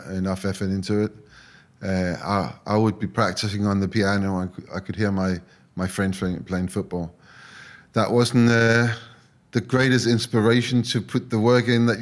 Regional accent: Denmark; where I grew up. So I am from Denmark

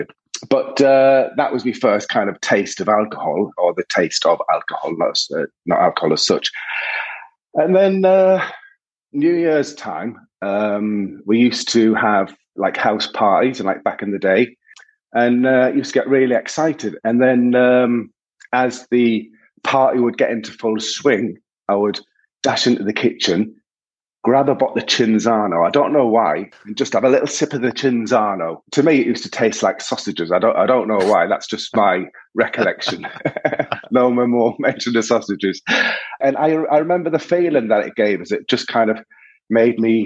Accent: Sunderland, North East England, United Kingdom; I was born in Sunderland in 1971, and I was the youngest of four boys.

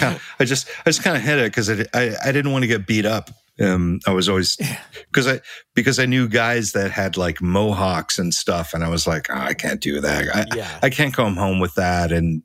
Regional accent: Huntington Beach, California, United States; Huntington Beach.

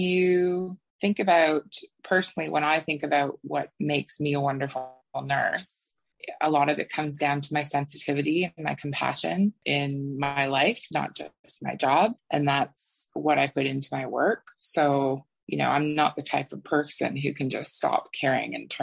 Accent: Toronto, Ontario, Canada; moved away as an adult; now in Australia; I am originally from Canada. I grew up in Toronto and moved to Australia when I was 29

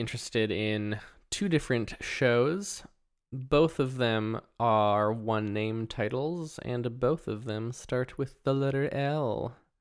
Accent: Canada; we're Canadian

